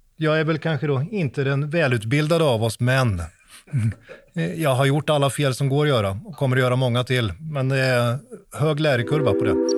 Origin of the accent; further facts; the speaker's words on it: Sweden; now in Norway; jag är svensk, men jag bor i Norge